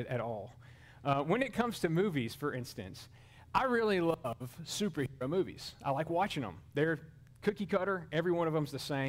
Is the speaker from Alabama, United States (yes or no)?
yes; Mobile, Alabama, United States; in downtown Mobile, Alabama, my hometown.